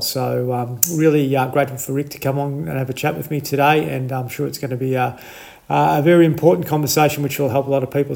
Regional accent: country Victoria, Australia; someone else from uh, from country Victoria

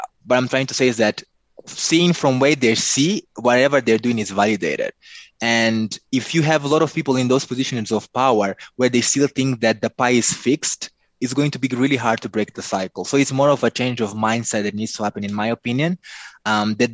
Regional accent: Mozambique

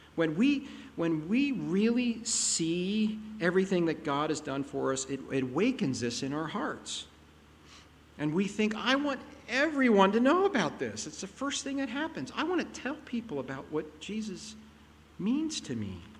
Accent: Pennsylvania, United States; moved away; I grew up in Pennsylvania

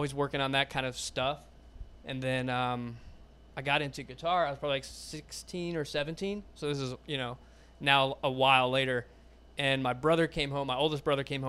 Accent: Howell, Michigan, United States; moved away; So I grew up in Michigan.

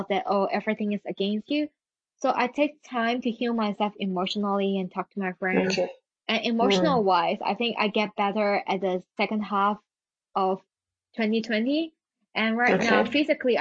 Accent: Hong Kong; English is a second language; moved away as an adult; now in United Kingdom; I go back to my hometown, Hong Kong

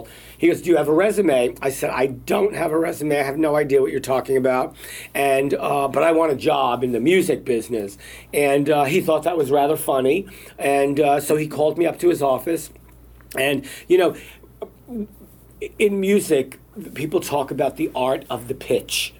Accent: New York City, New York, United States; as a little kid growing up in Brooklyn

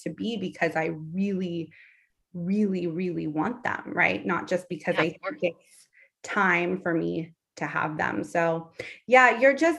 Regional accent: Los Angeles, California, United States; Allie and I are both in California, and I grew up in Los Angeles.

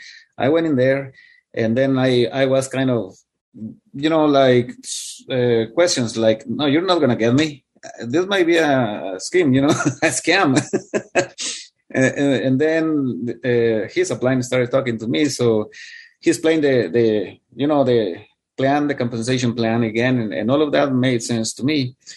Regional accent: India; He actually confused me with, he's from India. And I have I am from India as well. So he thought I was an Indian guy.

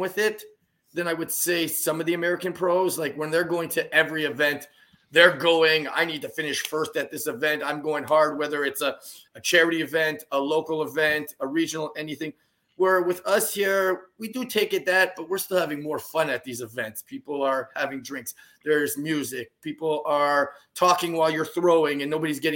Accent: possibly Newfoundland, East Coast, Canada; I'm from the East Coast

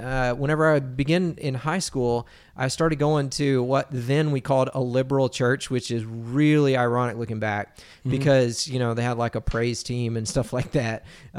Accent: Texas, United States; So I grew up in Texas, Bible Belt, grew up on, I was like born on the pew, man.

